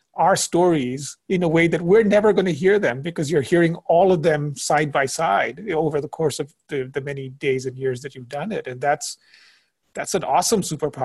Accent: India; also born or lived in Indonesia; now in United States; Well, I grew up in India and Indonesia. And so if anything, I would have first said, I didn't think I'd be in the States.

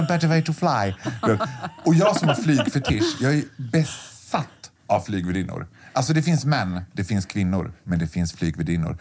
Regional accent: Borlänge, Dalarna County, Sweden; jag är född och uppvuxen i Borlänge

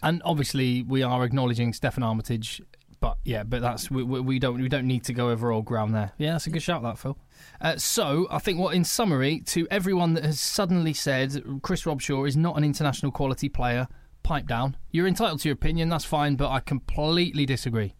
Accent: United Kingdom; We are British.

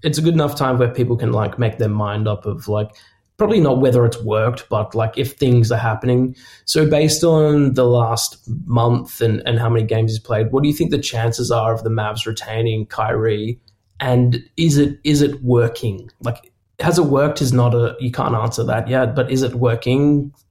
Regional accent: Australia; I'm Australian

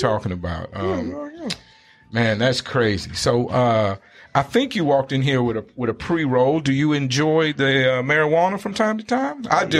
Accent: East Coast, United States; moved away as an adult; now in Phoenix, United States; I'm from the East Coast

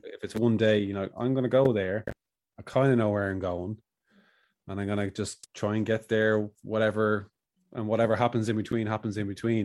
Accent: Ireland

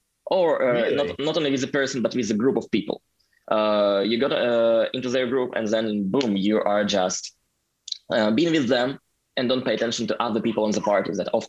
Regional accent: Omsk, Omsk Oblast, Russia; English is a second language; moved away as an adult; now in St. Petersburg, Russia; I went to uni like 10 years ago, exactly 10 years ago in my hometown, Omsk.

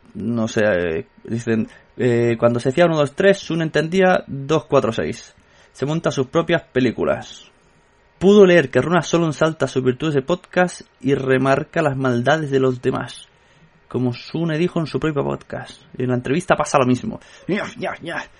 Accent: Catalonia, Spain; soy catalán

